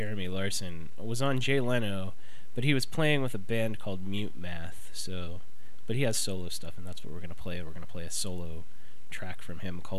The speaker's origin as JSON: {"language": "English", "town": "Cairo", "region": "Cairo Governorate", "country": "Egypt", "said": "I'm from Cairo, Egypt."}